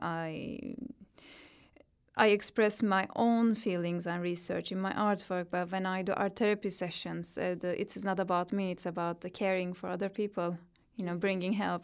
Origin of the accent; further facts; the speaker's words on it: Turkey; English is a second language; moved away as an adult; now in London, United Kingdom; I grew up in Turkey, so every experience that I had there is really rooted in my own spirit.